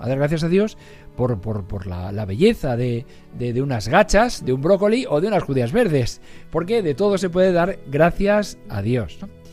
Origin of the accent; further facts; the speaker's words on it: Algete, Community of Madrid, Spain; now in Arganda del Rey, Spain; las de mi pueblo, de Algete